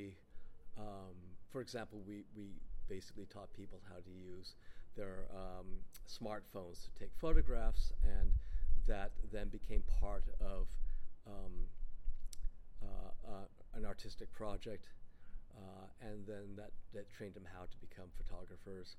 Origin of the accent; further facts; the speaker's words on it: California, United States; also born or lived in upstate New York; I was born in upstate New York, but I was raised in California.